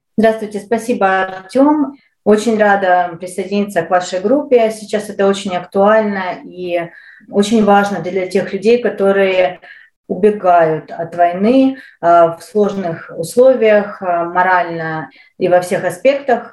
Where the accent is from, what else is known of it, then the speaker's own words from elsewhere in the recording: Ukraine; moved away as an adult; now in Calgary, Canada; Я украинка, я родилась э, и прожила большую часть э, своей жизни в Украине